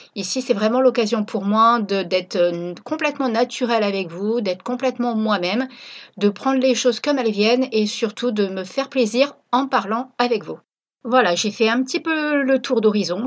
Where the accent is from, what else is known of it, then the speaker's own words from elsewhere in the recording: Reims, Grand Est, France; moved away as an adult; also born or lived in La Ciotat; now in Réunion, France; Je suis originaire de Reims